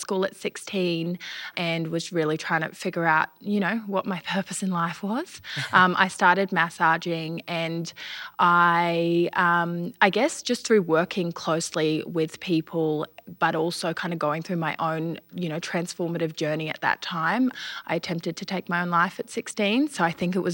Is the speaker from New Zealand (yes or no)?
yes; New Zealand; now in Australia; I grew up in New Zealand, so I did travel back and forth to New Zealand a lot of the time